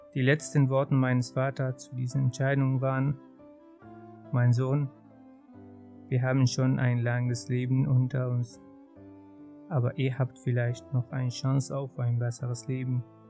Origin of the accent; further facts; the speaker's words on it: Hama, Hama Governorate, Syria; German is a second language; moved away as an adult; also born or lived in Darmstadt, Germany; now in Germany; geboren in Hama und das liegt in der Mitte von Syrien. Dort bin ich aufgewachsen